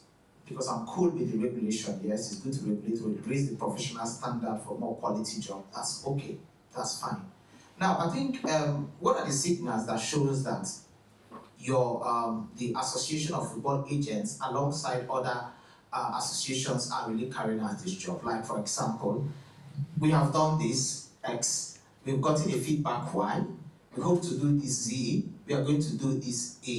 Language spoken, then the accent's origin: English; Nigeria; moved away; I'm from Nigeria. I'm an MSc student.